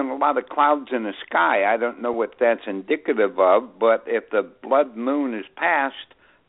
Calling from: Newburgh, New York, United States; Yeah, I'm … here in Newburgh, New York.

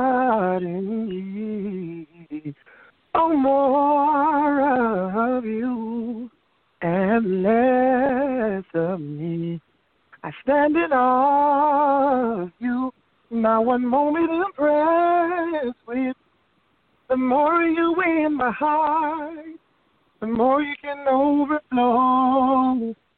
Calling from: Wilmington, Delaware, United States; calling from Wilmington, Delaware.

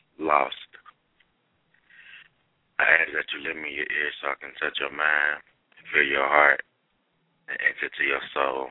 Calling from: Cincinnati, Ohio, United States; Cincinnati, Ohio.

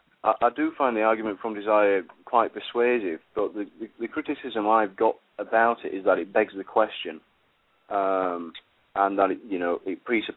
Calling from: United Kingdom; I'm calling from the UK.

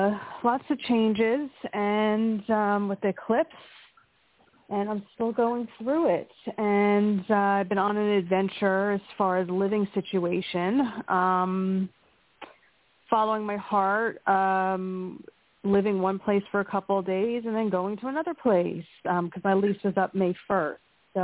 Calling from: Pennsylvania, United States

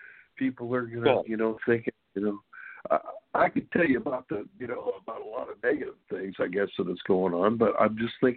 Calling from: Sacramento, California, United States; from Sacramento, California.

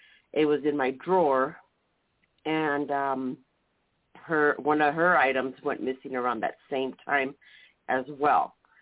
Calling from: San Diego, California, United States; San Diego.

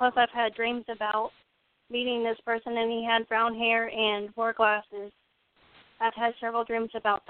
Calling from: Ohio, United States

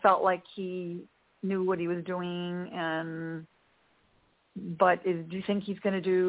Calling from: Chicago, Illinois, United States; Hi, this is … from Chicago.

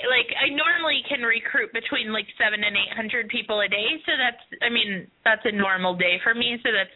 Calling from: Minneapolis, Minnesota, United States; I'm calling from Minneapolis.

